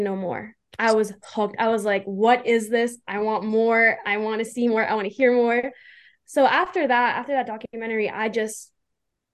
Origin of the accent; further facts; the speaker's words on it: Calgary, Alberta, Canada; I'm 21. I'm from Calgary, Alberta, Canada.